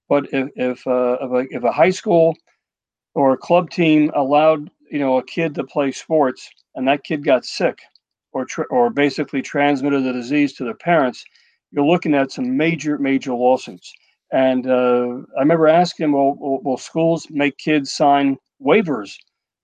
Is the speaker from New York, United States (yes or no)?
yes; Edgemont, New York, United States; I did go to Edgemont High School. I grew up in Edgemont.